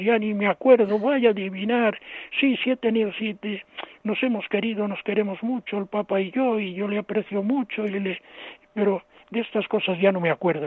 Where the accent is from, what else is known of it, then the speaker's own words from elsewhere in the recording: Cuenca de Campos, Castile and León, Spain; now in Toledo, Spain; mi pueblo, pueblos de la provincia de Valladolid, Cuenca de Campos